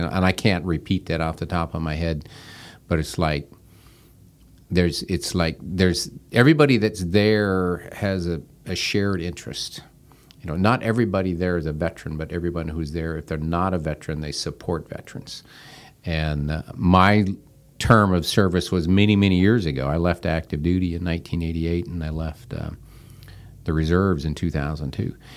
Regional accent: Seattle, Washington, United States; now in Wilmington, United States; I grew up out in the Seattle, Washington area

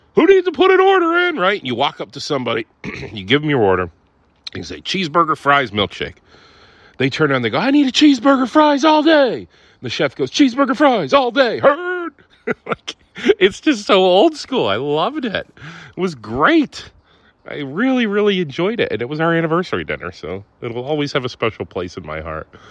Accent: Ohio, United States; moved away; also born or lived in Sardinia; I'm from Ohio, man. I'm an Ohio guy

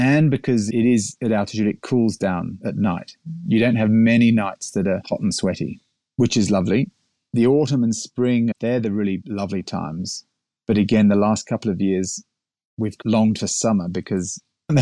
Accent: England, United Kingdom; moved away as an adult; also born or lived in Sydney, Australia; now in Orange, Australia; I'm English. I grew up in England and did my university in the UK.

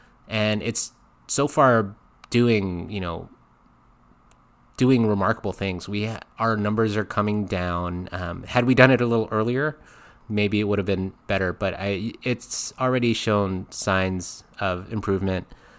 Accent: Philippines; I am a Filipino male.

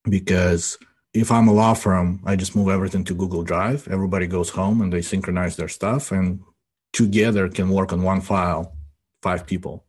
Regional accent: Ukraine; now in United States; I grew up in Ukraine, right? And as I was growing up, and we immigrated to the United States in ninety-two, as I was growing up in Ukraine

